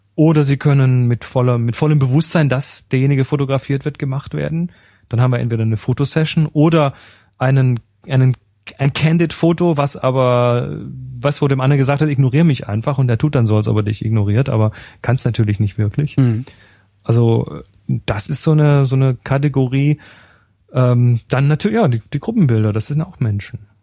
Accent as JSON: {"language": "German", "country": "Germany", "said": "bei uns in Deutschland"}